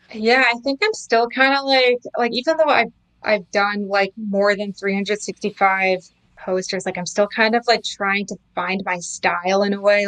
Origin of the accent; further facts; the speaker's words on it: Canada; also born or lived in New York City; I was born and raised in Canada